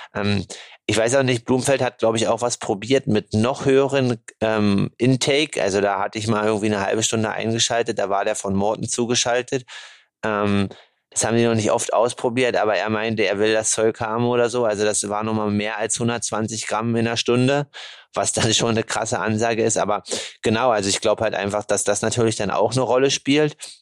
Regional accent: Germany; Bei uns in Deutschland

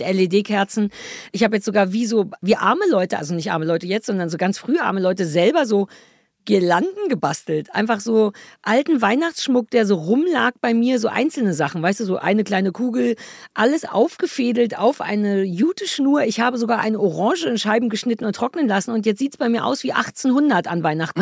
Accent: Berlin, Germany; moved away as an adult; Ich bin ja wirklich in Berlin Mitte geboren und habe da immer gelebt

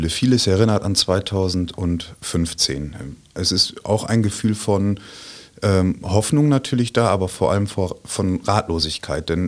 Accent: Münster, North Rhine-Westphalia, Germany; Ich komme aus Münster im wunderschönen Münsterland und habe da mit meiner wunderbaren Familie ein kleines Einfamilienhäuschen.

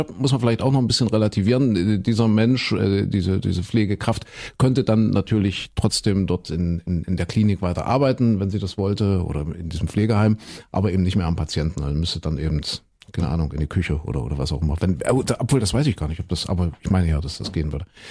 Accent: Saxony, Germany; hier bei uns in Sachsen

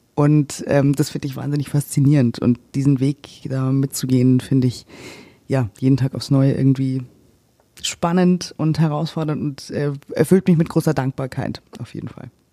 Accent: Germany; also born or lived in Cyprus; dann kam ich zurück nach Deutschland. Wir sind jetzt seit gut anderthalb Jahren, knapp zwei Jahren wieder da. Und ähm, ja, ich bin jetzt erstmal in meine Heimatstadt zurückgezogen

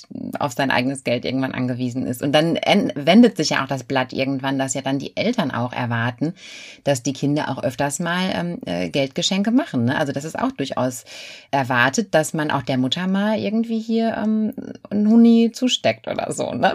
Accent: Germany; bei uns in Deutschland

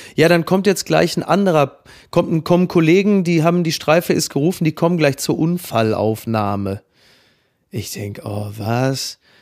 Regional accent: Northern Germany, Germany; wie wir in Norddeutschland sagen

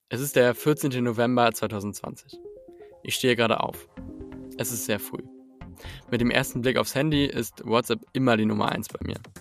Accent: Hamburg, Germany; als Hamburger Junge habe ich die Werte des Erbaren Kaufmanns mitbekommen

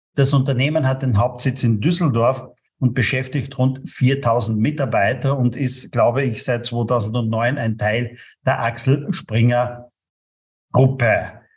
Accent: Austria; bei uns in Österreich

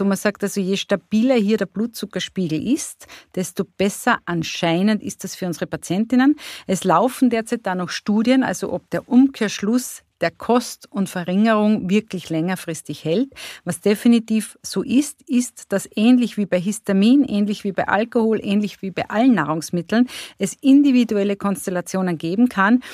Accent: Carinthia, Austria; Ich komme aus Kärnten

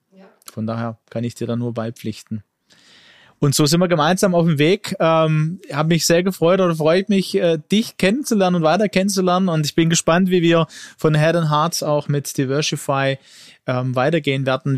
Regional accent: Germany; ich bin in Deutschland geboren mit Migrationshintergrund

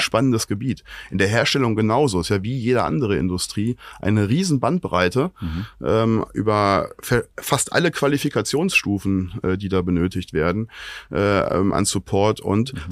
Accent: Oberbergisches Land, North Rhine-Westphalia, Germany; now in Cologne, Germany; Ich komme aus dem Oberbergischen.

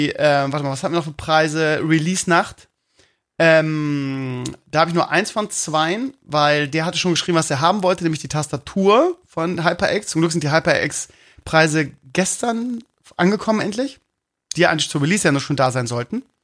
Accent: Bremen, Germany; Ja, ich bin Bremer. Ne?

